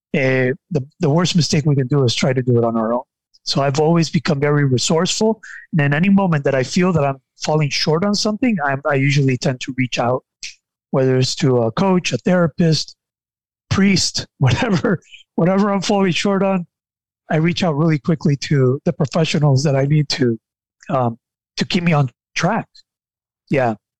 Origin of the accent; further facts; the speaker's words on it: Nicaragua; I am from Nicaragua and I and I live in Nicaragua